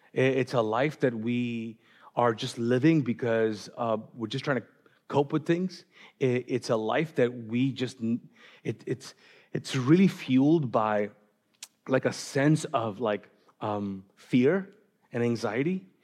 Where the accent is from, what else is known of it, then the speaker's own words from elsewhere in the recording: Pakistan; moved away; I'm Pakistani